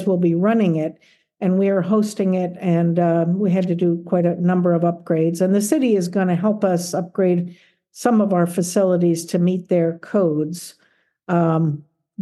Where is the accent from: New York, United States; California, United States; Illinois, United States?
California, United States; South Gate; moved away as an adult; also born or lived in Philadelphia / central Pennsylvania; I grew up in Los Angeles. So I was actually grew up in Southgate. I went to Southgate High School and Southgate Junior High